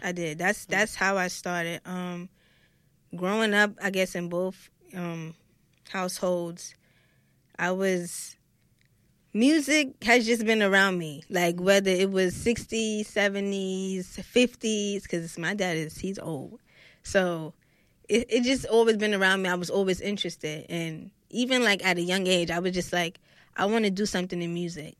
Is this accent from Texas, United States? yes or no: no; New York City, New York, United States; from Brooklyn, New York